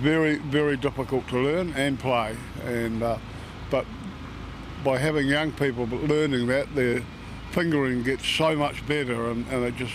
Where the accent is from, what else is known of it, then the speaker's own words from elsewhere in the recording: Rangitikei, Manawatū-Whanganui, New Zealand; this is really home for me. I'm a descendant of one of the old pioneer families that settled in the Rangitiki, what is Martin now.